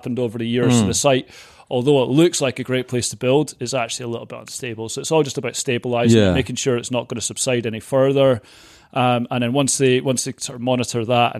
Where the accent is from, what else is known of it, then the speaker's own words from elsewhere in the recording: Dunfermline, Scotland, United Kingdom; just outside Dunfermline